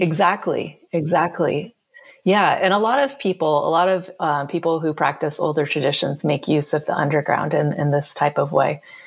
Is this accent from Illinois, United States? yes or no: no; California, United States; I am from California, and California is a place where almost everyone has some level of obsession with water